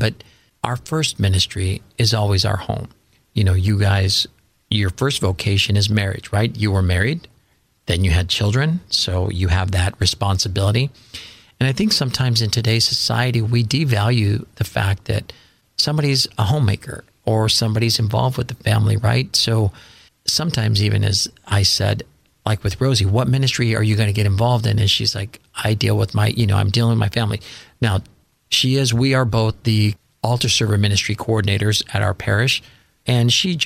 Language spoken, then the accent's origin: English; Fullerton, California, United States; also born or lived in Orange; I grew up in Fullerton